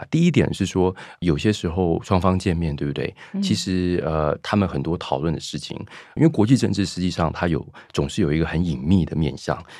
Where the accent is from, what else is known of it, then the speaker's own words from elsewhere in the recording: Shanghai, China; moved away as an adult; also born or lived in United States / London, United Kingdom; 因为学校都是都是外籍的那个学生，所以呃，好像在中国长大，但是又不在中国长大。